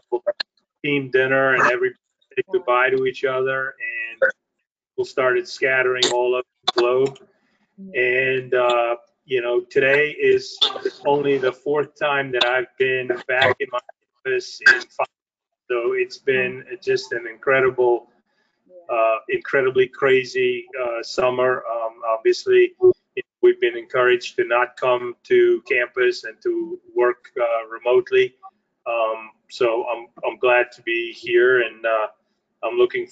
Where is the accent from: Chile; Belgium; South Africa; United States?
South Africa; moved away as an adult; I was born in South Africa